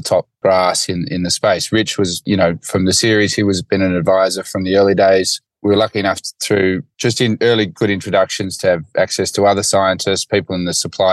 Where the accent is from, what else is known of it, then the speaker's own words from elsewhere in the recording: Gundagai, New South Wales, Australia; I'm a grazier from Gundagai, just a little town north of Gundagai called Joogeeong